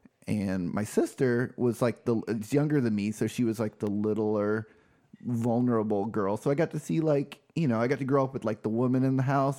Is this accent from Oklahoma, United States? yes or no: yes; Tulsa, Oklahoma, United States; I am actually from Tulsa. I went to an Episcopal church.